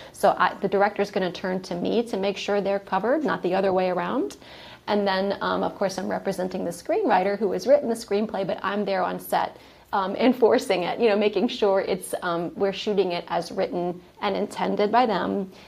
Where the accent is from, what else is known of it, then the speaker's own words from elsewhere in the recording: New Orleans, Louisiana, United States; also born or lived in Atlanta, Georgia; I am from New Orleans, Louisiana, and that's where I got my film career started